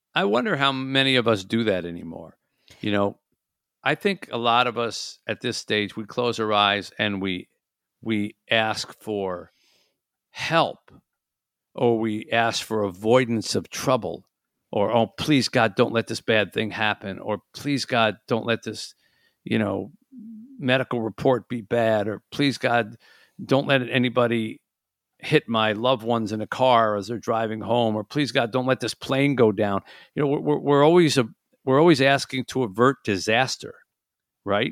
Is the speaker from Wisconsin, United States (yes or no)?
no; Detroit, Michigan, United States; my hometown of Detroit was lit up with football